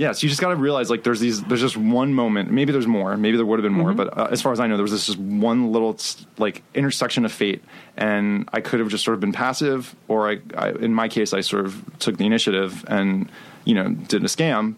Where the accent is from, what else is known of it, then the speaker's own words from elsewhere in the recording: Miami, Florida, United States; moved away; also born or lived in New York; I was born in Miami, Florida